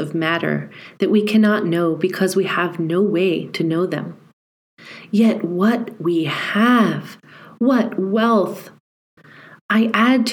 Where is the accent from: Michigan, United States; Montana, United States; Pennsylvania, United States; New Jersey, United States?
Montana, United States; Growing up in Montana is a singular privilege, especially in the early days